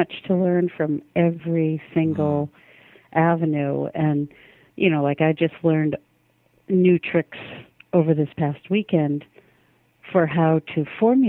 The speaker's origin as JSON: {"language": "English", "country": "United States", "said": "I'm an American"}